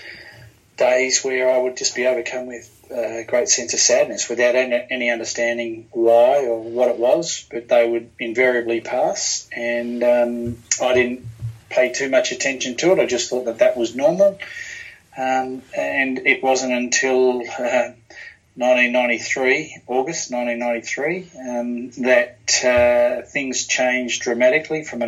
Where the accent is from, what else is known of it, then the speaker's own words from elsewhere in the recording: Australia; also born or lived in New Zealand; I was born in New Zealand with my sister. Mum's Australian. And we moved from New Zealand to Australia when I was three. So I've lived here all of my life